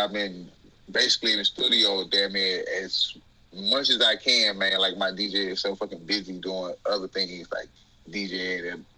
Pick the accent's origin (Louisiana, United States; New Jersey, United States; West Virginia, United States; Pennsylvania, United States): Louisiana, United States; Alexandria; accent: southern; now in Pacific Northwest, United States; I'm from Alexandria, Louisiana. Like Rapides Parish, 318